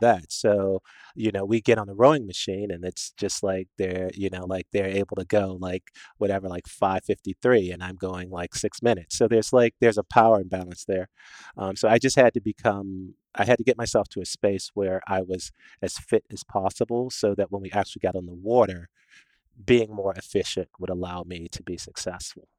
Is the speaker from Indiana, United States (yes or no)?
no; Washington, District of Columbia, United States; I was born in Washington D.C.